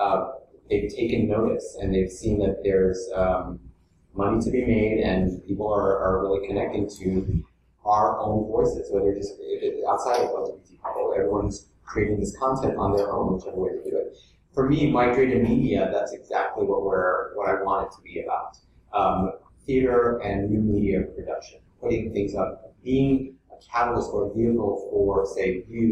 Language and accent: English; New York City, New York, United States; Came back to New York, where my support structure is, where I knew everything and everyone. I'm born and raised in Williamsburg, Greenpoint.